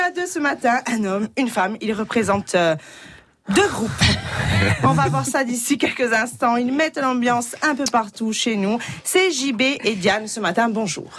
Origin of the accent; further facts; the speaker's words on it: Corsica, France; chez nous en Corse